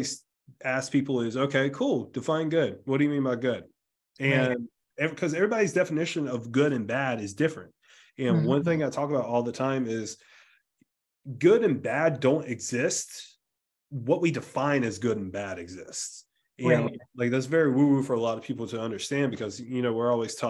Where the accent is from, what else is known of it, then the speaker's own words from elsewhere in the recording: South Carolina, United States; growing up in the South, like being from South Carolina, like a very rural area of South Carolina